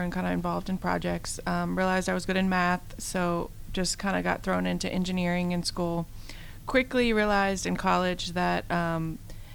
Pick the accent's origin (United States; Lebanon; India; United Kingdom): United States; Virginia; moved away; I'm from Virginia, my family's in Virginia